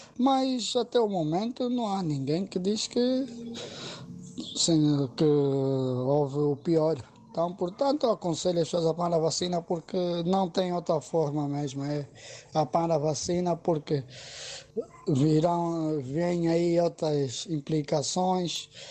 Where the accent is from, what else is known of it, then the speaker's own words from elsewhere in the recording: Angola; now in Lisbon, Portugal; eu, sendo angolano